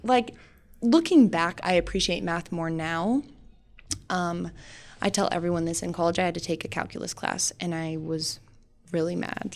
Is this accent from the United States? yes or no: yes; Sheridan, Wyoming, United States; also born or lived in North Dakota; I was born and raised in Sheridan